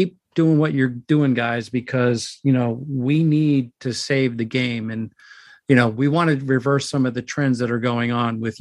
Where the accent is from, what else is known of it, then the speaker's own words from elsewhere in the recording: New York City, New York, United States; I grew up in the Bronx